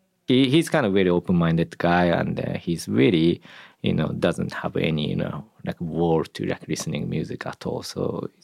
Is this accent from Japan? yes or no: yes; Japan; Yeah, I grew up in Japan.